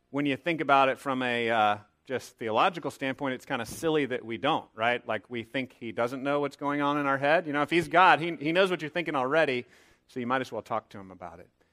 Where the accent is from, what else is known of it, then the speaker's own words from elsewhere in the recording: Texas, United States; a young man growing up in Texas